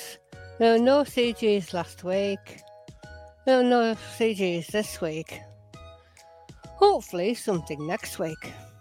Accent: England, United Kingdom; I'm not foreign, I'm English.

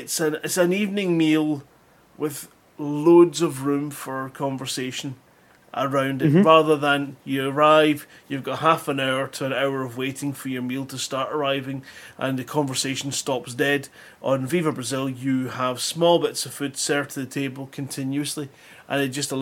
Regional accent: Scotland, United Kingdom; I'm Scottish

